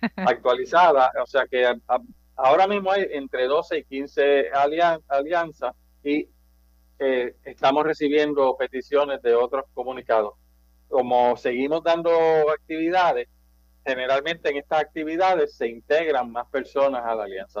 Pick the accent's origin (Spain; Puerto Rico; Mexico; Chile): Puerto Rico; Manatí; now in Guaynabo, Puerto Rico; Yo soy de natural de Manatí, eh, pero vivo en Guaynabo básicamente los últimos 35 años